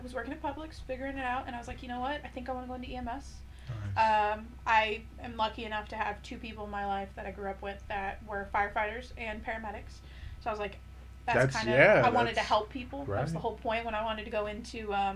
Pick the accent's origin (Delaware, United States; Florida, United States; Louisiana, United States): Florida, United States; Port Charlotte; also born or lived in Tampa, Florida / Fort Myers, Florida; I grew up in Port Charlotte